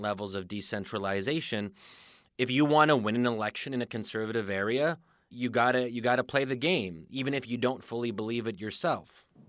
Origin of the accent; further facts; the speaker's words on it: United States; speaking as an American